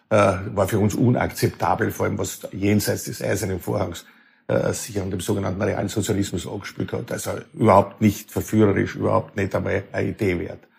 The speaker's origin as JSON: {"language": "German", "region": "Lower Austria", "country": "Austria", "said": "Weil ich komme aus Niederösterreich auch aus einem sehr konservativen Elternhaus. Äh, mein, mein Vater, mein Großvater waren sehr auch mit der Kirche verbunden und das äh, hat geprägt, ein 500 Einwohner Dorf, äh, wo die Eltern äh, Dorfschullehrer waren."}